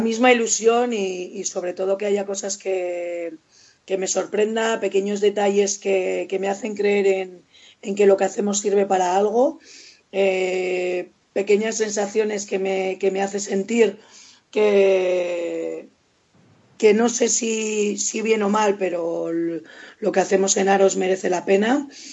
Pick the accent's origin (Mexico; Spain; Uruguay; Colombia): Spain; Vitoria-Gasteiz, Basque Country; yo soy muy de Vitoria